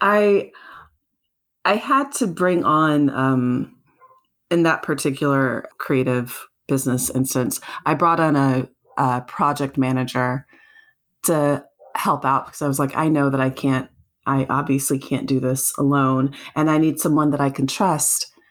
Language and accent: English; South Carolina, United States; Growing up in South Carolina